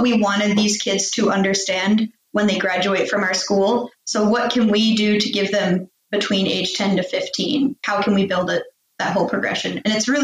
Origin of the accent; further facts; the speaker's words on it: United States; moved away as an adult; now in Sweden; I grew up in American public schools